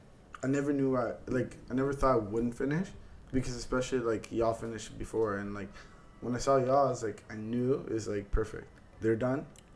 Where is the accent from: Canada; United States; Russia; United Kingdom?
Canada; we're Canadian